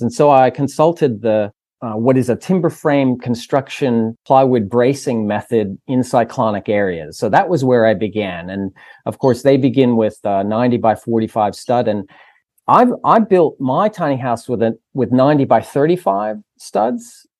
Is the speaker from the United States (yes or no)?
yes; United States; moved away as an adult; now in Australia; the States was, which is my home country